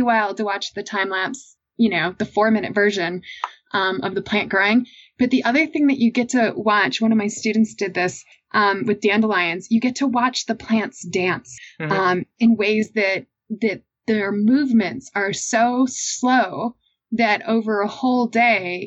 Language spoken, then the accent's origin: English; Massachusetts, United States; I grew up in Massachusetts